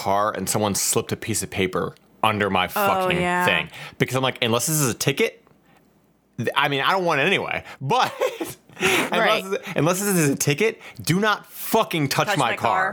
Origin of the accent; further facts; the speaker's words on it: Cincinnati, Ohio, United States; Where I grew up, right? Which is in Ohio. I'm originally from Cincinnati